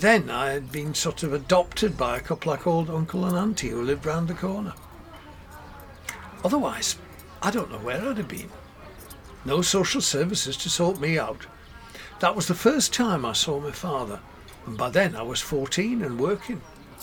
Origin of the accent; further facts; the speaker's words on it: Sheffield, Yorkshire and the Humber, United Kingdom; also born or lived in London; Sheffield. {S4} Are a Yorkshire man? {S5} No, I was born in London, posh part, Pimlico.